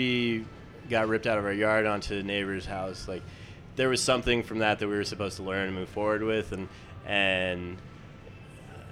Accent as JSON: {"language": "English", "region": "Wyoming", "country": "United States", "moved": "yes", "lives_now": "Dallas, United States", "said": "I'm from Wyoming."}